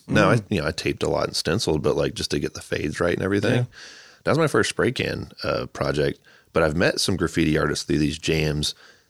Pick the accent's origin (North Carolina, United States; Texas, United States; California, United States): North Carolina, United States; Charlotte; born there; So I was born in Charlotte, North Carolina, which has a badass mural scene.